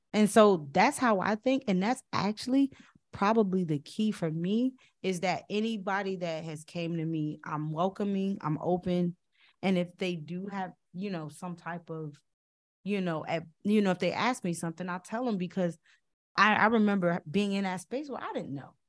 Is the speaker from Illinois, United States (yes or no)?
yes; Chicago, Illinois, United States; I also was from the West Side